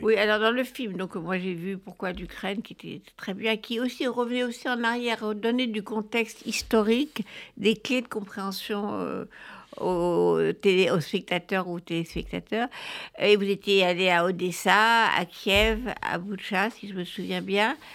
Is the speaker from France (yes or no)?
yes; France; chez nous en France